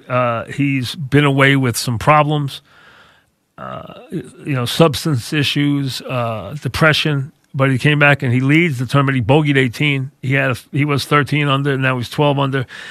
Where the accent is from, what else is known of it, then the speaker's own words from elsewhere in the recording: United States; now in North Shore of Long Island, United States; I grew up as a kid very close to the Atlantic Ocean.